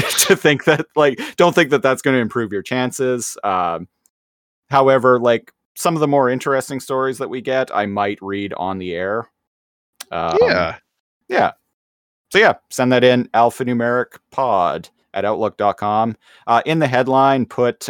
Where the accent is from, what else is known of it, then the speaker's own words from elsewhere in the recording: Canada; we are Canadian